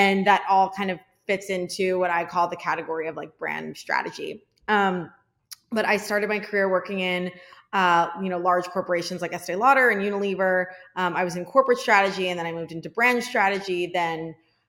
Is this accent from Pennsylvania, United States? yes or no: yes; outside of Philadelphia, Pennsylvania, United States; I was born in right outside of Philadelphia, Pennsylvania.